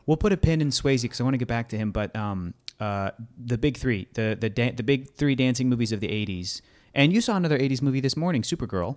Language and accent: English; United States; as an American.